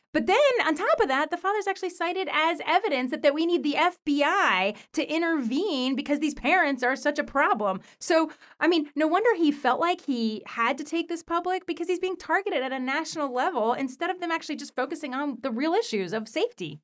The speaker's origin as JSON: {"language": "English", "country": "United States", "tie": "born or raised there", "said": "I was born in the United States"}